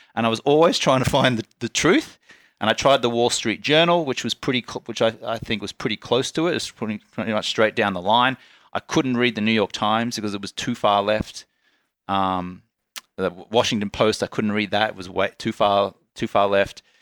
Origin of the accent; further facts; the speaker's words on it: Australia; accent: Australian; moved away; also born or lived in Ubud, Bali; I was born in Australia, I was raised an Australian citizen, and it was only recently I became a naturalized U S citizen.